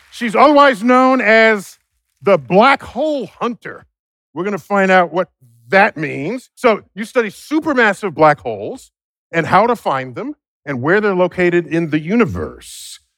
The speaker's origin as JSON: {"language": "English", "town": "New York City", "region": "New York", "country": "United States", "said": "We are both from the Bronx"}